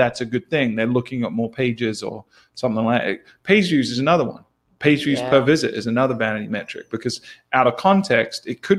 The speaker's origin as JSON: {"language": "English", "country": "New Zealand", "accent": "New Zealand", "said": "My New Zealand accent."}